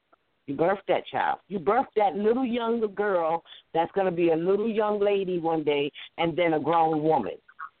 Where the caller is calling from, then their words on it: New York, United States; from New York.